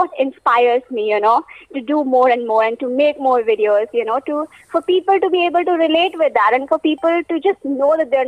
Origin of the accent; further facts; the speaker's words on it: Hyderabad, Telangana, India; As you already introduced, I'm from Hyderabad.